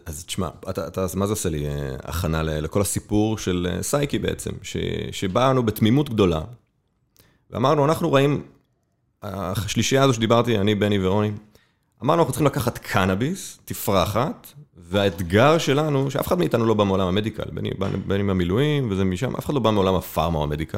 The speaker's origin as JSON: {"language": "Hebrew", "town": "Safed", "region": "Northern District", "country": "Israel", "tie": "born or raised there", "also_born_or_lived": "Tel Aviv", "moved": "as an adult", "said": "אני גדלתי בצפת"}